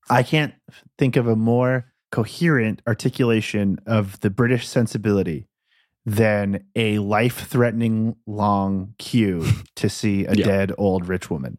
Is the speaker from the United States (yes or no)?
yes; United States; I'm an American